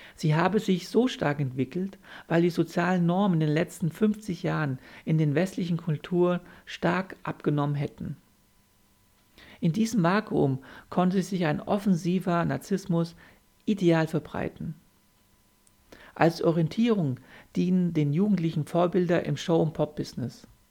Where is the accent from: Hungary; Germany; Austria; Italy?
Germany; bei uns in Deutschland